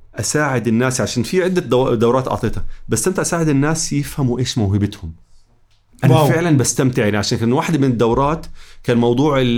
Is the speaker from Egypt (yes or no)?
no; Jordan; واحنا كمجتمع اردني